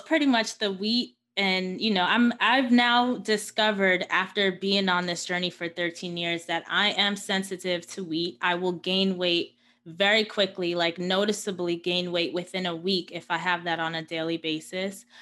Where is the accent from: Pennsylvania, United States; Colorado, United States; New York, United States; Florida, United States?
New York, United States; New York City; I was born and raised in Queens, New York